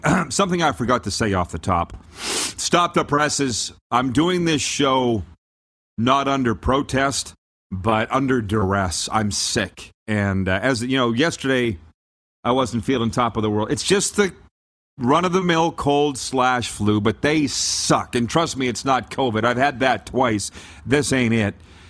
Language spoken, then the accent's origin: English; Canada; now in United States; and we'll be just fine being Canadian here in South Florida. There's quite a few of us.